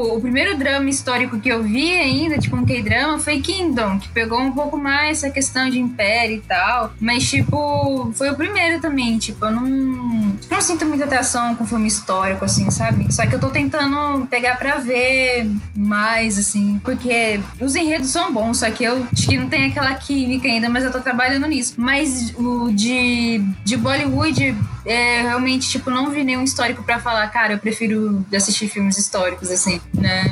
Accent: Brazil; nascemos no Brasil

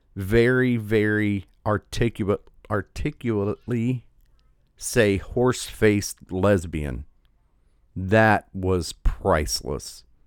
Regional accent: United States; I'm just an American. I was born here.

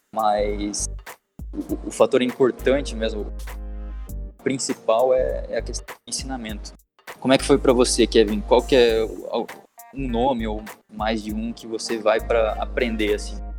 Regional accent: Curitiba, Paraná, Brazil; moved away as an adult; now in Australia; eu sou natural de Curitiba, no Paraná. Atualmente eu estou morando aqui na Austrália por um ano

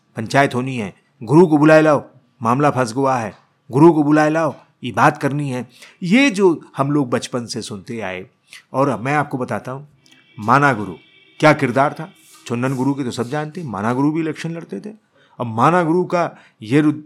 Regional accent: Allahabad, Uttar Pradesh, India; हमारी रगों में हमारा शहर हमारा इलाका जब गूंजने लगे

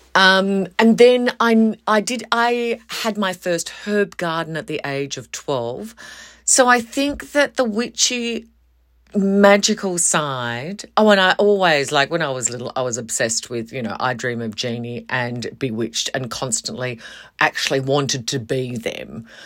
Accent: Western Australia, Australia; moved away as an adult; I moved away from Western Australia. And then I moved back.

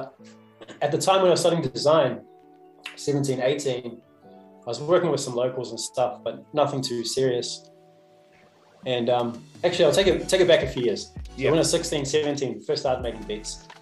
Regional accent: South Canterbury, New Zealand; I grew up down south in South Canterbury, between Timaru and Christchurch.

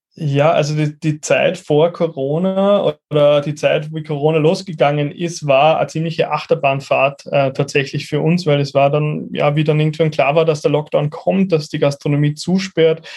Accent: Upper Austria, Austria; moved away as an adult; now in Vienna, Austria; gebürtig aus Oberösterreich, lebe aber seit zehn Jahren in Wien

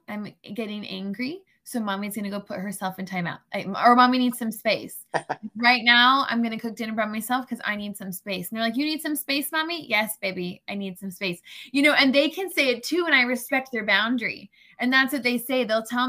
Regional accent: Florida, United States; We moved around a good bit, but most of my life has definitely been in Florida.

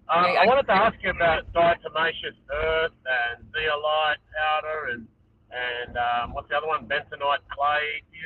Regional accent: Australia; I'm from Australia

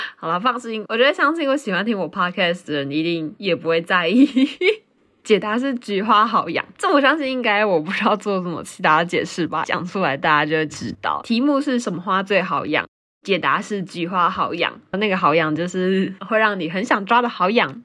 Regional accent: Taiwan; 但是我老家附近还有那种炸甜甜圈啊，炸双胞胎啊

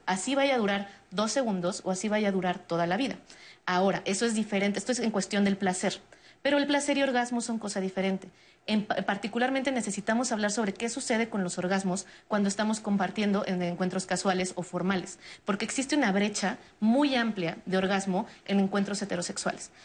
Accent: Mexico; una cultura como la mexicana, donde no sabemos decir no

